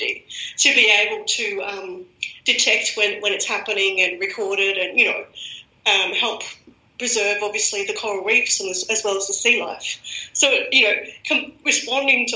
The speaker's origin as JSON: {"language": "English", "country": "Australia", "accent": "Australian", "moved": "as an adult", "lives_now": "Germany", "said": "I'm Australian, as everyone can guess by my accent"}